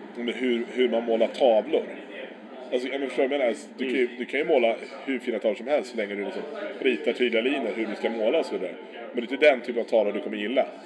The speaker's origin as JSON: {"language": "Swedish", "country": "Sweden", "said": "som svensk"}